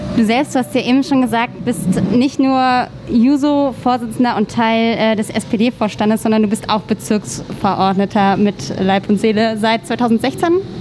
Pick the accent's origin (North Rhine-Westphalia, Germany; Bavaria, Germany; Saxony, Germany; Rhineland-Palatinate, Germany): Rhineland-Palatinate, Germany; Stromberg; now in Berlin, Germany; aus Stromberg ganz genau, aber das ist in der Nähe von Bingen